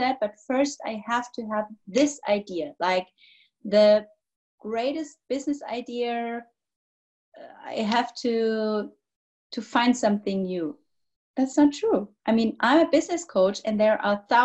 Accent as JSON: {"language": "English", "country": "Germany", "said": "I'm from Germany"}